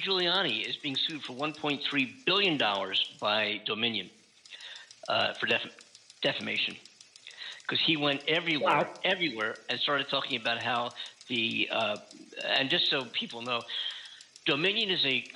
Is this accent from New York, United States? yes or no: no; Philadelphia, Pennsylvania, United States; now in California, United States; I'm from Philadelphia and grew up on Tasty Cakes